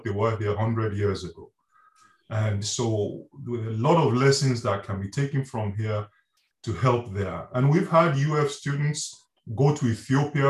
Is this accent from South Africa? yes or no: no; Nigeria; moved away as an adult; also born or lived in Reading, United Kingdom / Wales, United Kingdom; now in Gainesville, United States; I'm originally from Nigeria, and I did my degrees in Nigeria and then in Britain at the University of Reading.